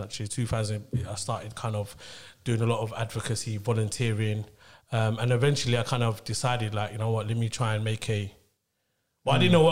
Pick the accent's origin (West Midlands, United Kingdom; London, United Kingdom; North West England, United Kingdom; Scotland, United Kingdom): London, United Kingdom; So I grew up in Tower Hamlets. I grew up in East London Tower Hamlets